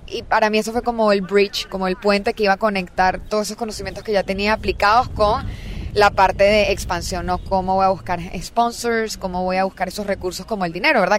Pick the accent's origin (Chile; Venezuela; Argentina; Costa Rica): Venezuela; moved away as an adult; now in Silicon Valley, United States; Yo estaba en verdad muy contenta en mi país, este, estaba trabajando, o sea, tenía muy buenas oportunidades de negocio, empecé en Deloitte, o sea, haciendo consultoría en estrategia de operaciones, aprendiendo muchísimo, trabajando para empresas venezolanas